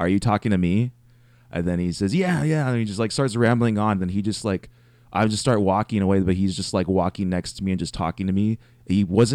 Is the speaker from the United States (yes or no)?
yes; Reedley, California, United States; They actually opened up a Sears in my hometown, Reedley